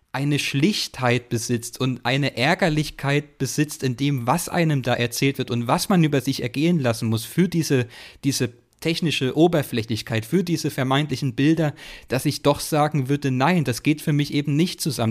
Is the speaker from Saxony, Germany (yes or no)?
yes; Chemnitz region, Saxony, Germany; ich komme so aus der Chemnitzer Region